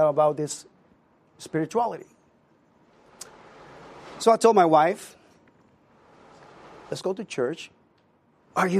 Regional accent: Puerto Rico; moved away; I was born and raised in Puerto Rico

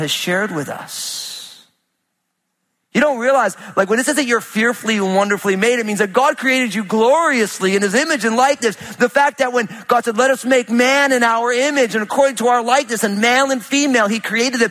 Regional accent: New Jersey, United States; I'm from Jersey

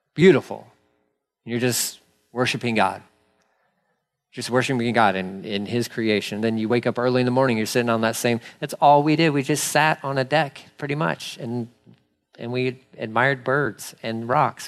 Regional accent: Texas, United States; I'm a Texan

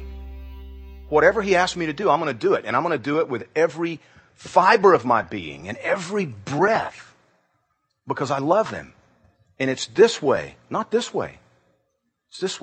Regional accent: Georgia, United States; Growing up in Georgia

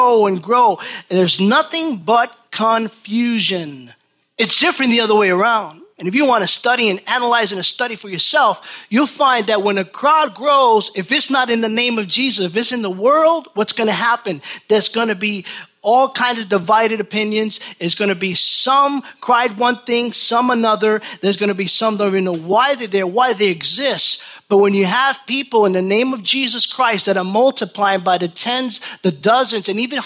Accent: New York, United States; Born and raised in New York

